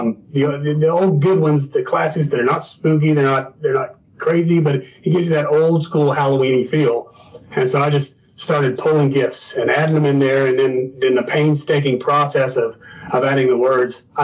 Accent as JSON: {"language": "English", "region": "Northeastern Kentucky", "country": "United States", "tie": "born or raised there", "also_born_or_lived": "Naples, Florida", "said": "Northeastern Kentucky. I was born in Naples, but raised here."}